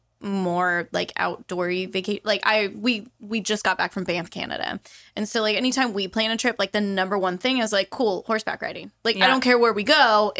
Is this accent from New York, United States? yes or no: no; Central Valley, California, United States; now in Livermore, United States; where I grew up in the Central Valley, there it's mostly Western riding, and there's not too much English. So for me moving here, it was interesting.